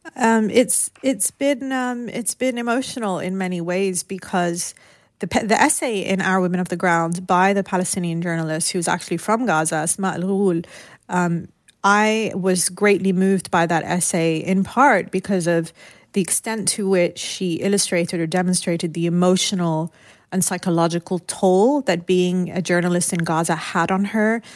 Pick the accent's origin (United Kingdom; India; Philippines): United Kingdom; also born or lived in Lebanon; growing up in the United Kingdom, my parents had moved there during the Lebanese Civil War